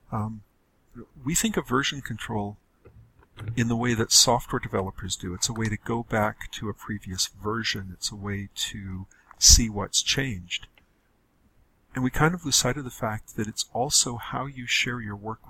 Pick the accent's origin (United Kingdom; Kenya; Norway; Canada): Canada; I'm a Canadian